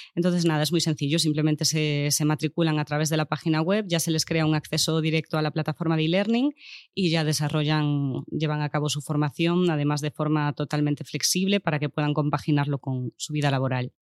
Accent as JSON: {"language": "Spanish", "town": "Lugo", "region": "Galicia", "country": "Spain", "moved": "yes", "lives_now": "Barcelona, Spain", "said": "yo soy de Lugo"}